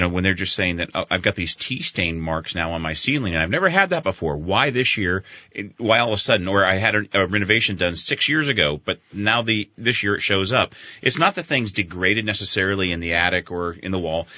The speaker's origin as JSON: {"language": "English", "town": "San Diego", "region": "California", "country": "United States", "also_born_or_lived": "Panama City, Florida / Vermont", "moved": "as an adult", "said": "I came from San Diego originally"}